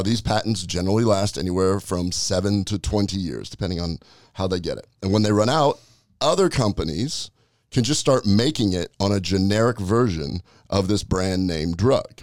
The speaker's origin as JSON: {"language": "English", "region": "Nebraska", "country": "United States", "said": "I'm from Nebraska. My dad was a butcher."}